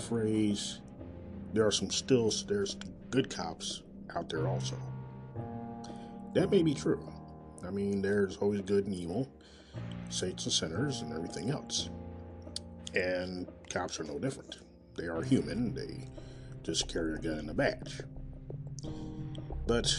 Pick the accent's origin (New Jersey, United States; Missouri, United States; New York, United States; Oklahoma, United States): Missouri, United States; Kansas City; Coming live and direct from Kansas City, Missouri, my hometown